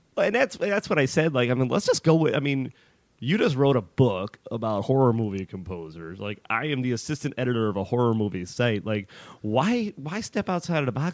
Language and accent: English; Chicago, Illinois, United States; moved away; I'm from Chicago originally